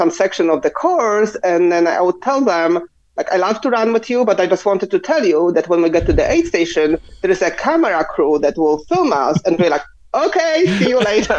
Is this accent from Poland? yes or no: yes; Poland; English is a second language; now in Ohio, United States